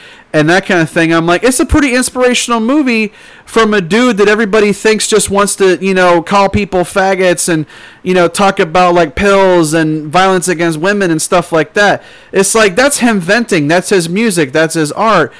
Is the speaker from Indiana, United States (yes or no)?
no; Rock Island, Illinois, United States; I grew up in Illinois, and we didn't live in Chicago. We lived in Rock Island.